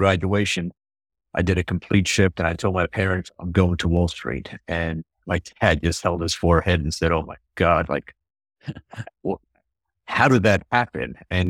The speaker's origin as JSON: {"language": "English", "town": "New York City", "region": "New York", "country": "United States", "tie": "born or raised there", "said": "Well, I grew up in New York City. Both my parents are from Europe, so I'm the first generation here in the U.S."}